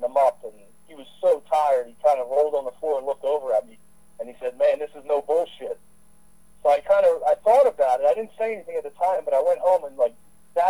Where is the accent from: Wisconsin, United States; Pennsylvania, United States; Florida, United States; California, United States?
Pennsylvania, United States; Philadelphia; I'm from the Philadelphia area. I'm actually born and raised from Philadelphia